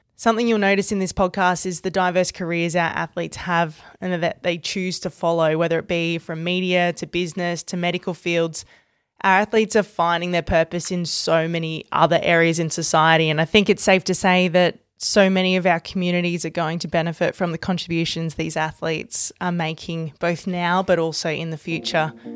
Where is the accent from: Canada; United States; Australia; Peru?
Australia; my own dual career as an Australian cricketer and a sports broadcaster